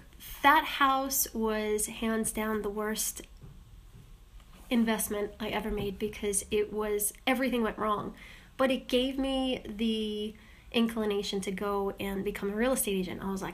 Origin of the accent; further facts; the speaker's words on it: New York, United States; I got stuck on a layover in Long Island, Huntington. Well, technically Hicksville, but then my last place of residency was Huntington.